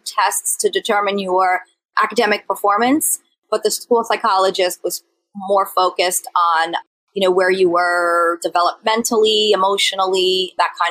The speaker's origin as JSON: {"language": "English", "area": "Bergen County", "region": "New Jersey", "country": "United States", "tie": "born or raised there", "said": "we grew up in the Bergen County area."}